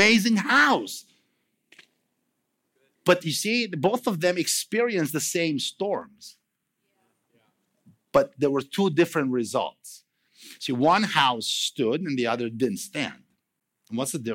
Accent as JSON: {"language": "English", "country": "Romania", "second_language": "English", "moved": "yes", "said": "I'm from Romania"}